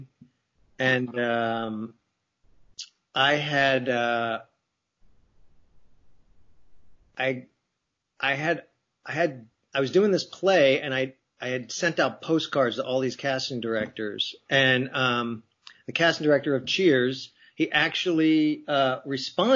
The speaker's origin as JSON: {"language": "English", "region": "New Jersey", "country": "United States", "tie": "born or raised there", "moved": "as an adult", "said": "growing up in New Jersey, or on the East Coast"}